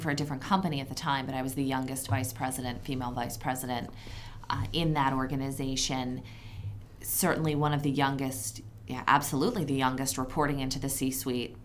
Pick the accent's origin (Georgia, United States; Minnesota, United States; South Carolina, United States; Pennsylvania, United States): Pennsylvania, United States; Philadelphia; now in Connecticut, United States; my hometown of Philadelphia